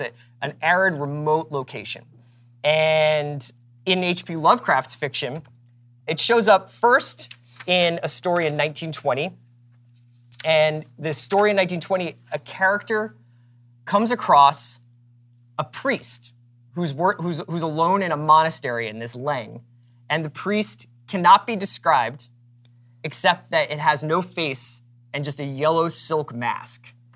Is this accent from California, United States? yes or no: no; Philadelphia, Pennsylvania, United States; I grew up in Philadelphia